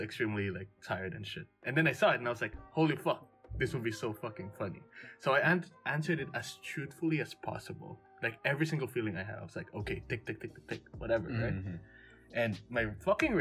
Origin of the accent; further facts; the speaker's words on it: Hong Kong; I am a Filipino, but I was born in Hong Kong and I was raised here in Hong Kong